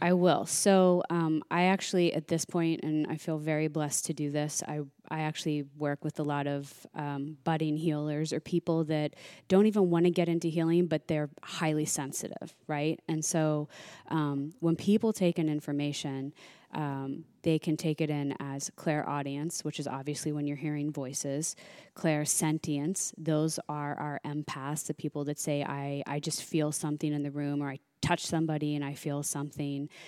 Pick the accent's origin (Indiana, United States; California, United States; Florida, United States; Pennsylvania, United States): Pennsylvania, United States; Pittsburgh; moved away as an adult; also born or lived in New York; now in Los Angeles, United States; I'm originally from Pennsylvania